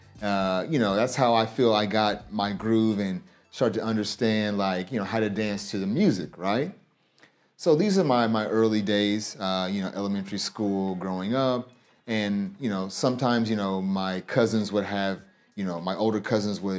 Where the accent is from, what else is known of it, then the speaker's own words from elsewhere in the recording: Kansas, United States; moved away as an adult; also born or lived in Omaha, Nebraska / St. Louis, Missouri; now in Japan; I was born in Kansas, and I basically live throughout Kansas during most of my life